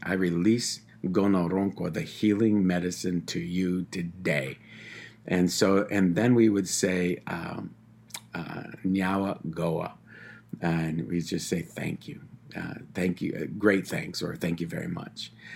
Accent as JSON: {"language": "English", "area": "Tyendinaga Mohawk Territory", "region": "Ontario", "country": "Canada", "said": "I'm from the Tyendinaga Mohawk Territory"}